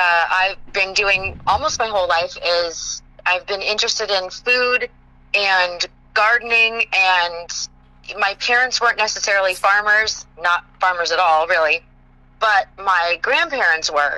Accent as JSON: {"language": "English", "region": "Southern California", "country": "United States", "tie": "born or raised there", "also_born_or_lived": "South Florida", "moved": "yes", "lives_now": "Texas, United States", "said": "I grew up in Southern California, which where it was Zone 9"}